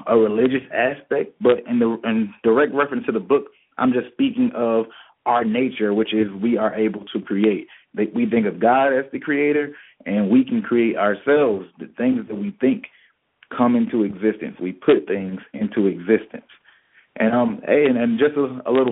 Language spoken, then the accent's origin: English; Decatur, Georgia, United States; I'm from Decatur, Georgia. Born and bred